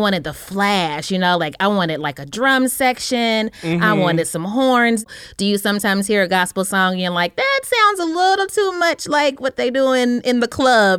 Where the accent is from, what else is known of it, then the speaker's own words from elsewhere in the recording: the South, United States; I was born in the South. I was baptized Black Southern Christian around 6 or 7 years old.